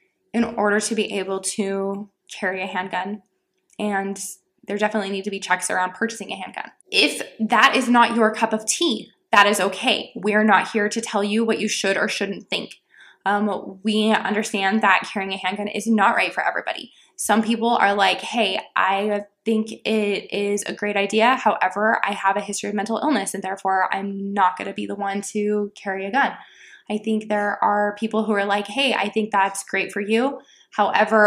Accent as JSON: {"language": "English", "region": "Texas", "country": "United States", "tie": "born or raised there", "said": "I grew up in Texas"}